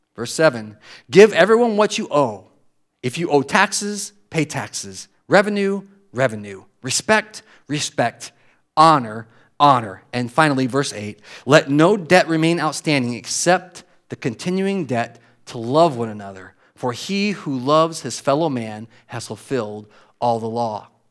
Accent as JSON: {"language": "English", "country": "United States", "tie": "born or raised there", "said": "I was born in this country"}